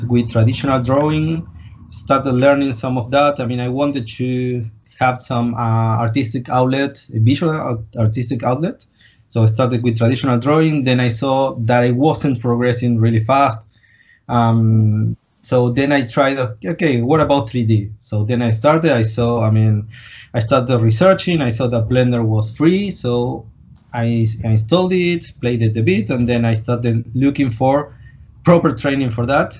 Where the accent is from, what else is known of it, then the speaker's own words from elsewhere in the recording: Argentina; I'm from Argentina.